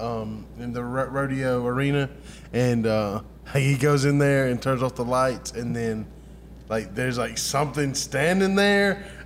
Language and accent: English; the South, United States; we're from the South